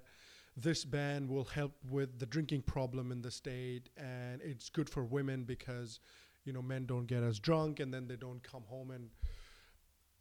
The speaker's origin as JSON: {"language": "English", "region": "Bihar", "country": "India", "said": "I am from Bihar."}